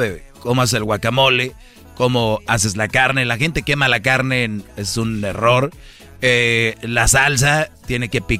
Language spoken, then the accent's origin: Spanish; Monterrey, Nuevo León, Mexico; Pues soy de Monterrey